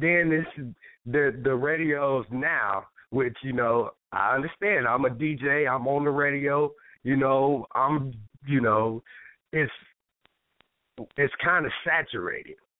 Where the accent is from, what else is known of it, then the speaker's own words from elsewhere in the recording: Michigan, United States; moved away; also born or lived in Toledo, Ohio; I was from Michigan